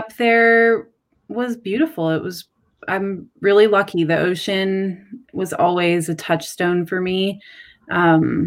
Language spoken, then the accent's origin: English; Maui, Hawaii, United States; moved away; I'm from Maui